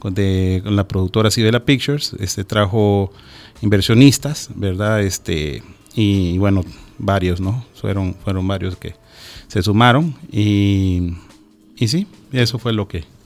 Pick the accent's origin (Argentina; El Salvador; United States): El Salvador; nuestras palabras, nuestro acento